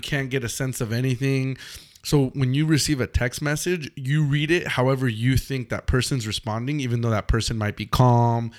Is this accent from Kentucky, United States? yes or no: no; Los Angeles, California, United States; also born or lived in Mexico; we're from Los Angeles